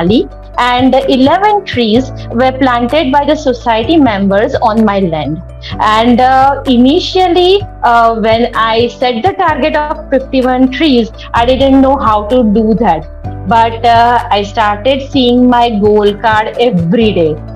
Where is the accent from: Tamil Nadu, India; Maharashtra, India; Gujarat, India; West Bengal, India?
Gujarat, India; Vadodara; from Vadodara, Gujarat.